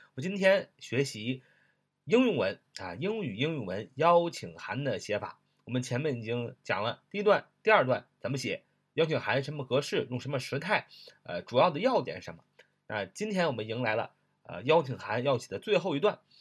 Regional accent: China; 就像我们中国人常常讲的

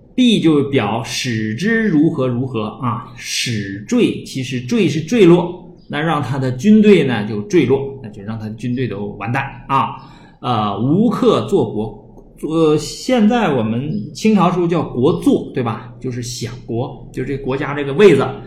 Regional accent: China; 我们中国人

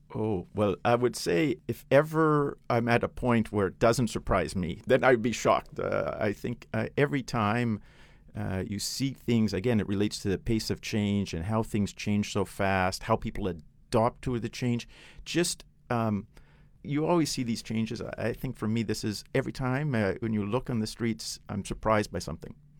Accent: Canada; now in China; I'm Canadian

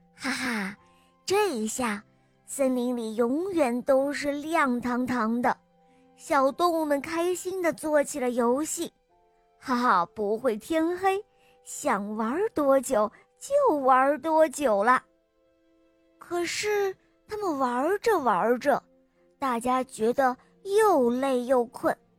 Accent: Zhejiang, China; 我今年四岁了，我来自浙江

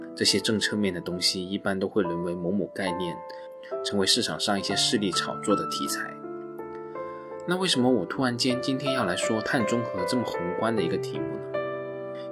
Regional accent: China; 我们中国人

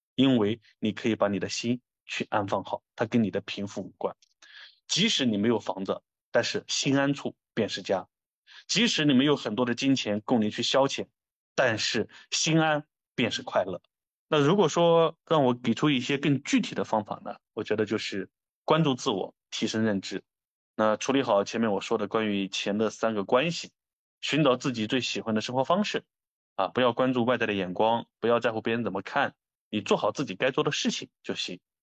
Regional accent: China; 我觉得作为中国人

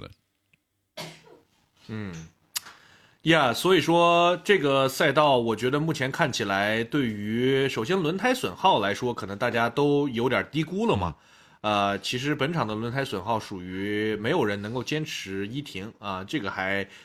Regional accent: Xinjiang, China; 我们新疆人嘛，从小就是吃那些比较高碳水、高油脂的嗯吃的

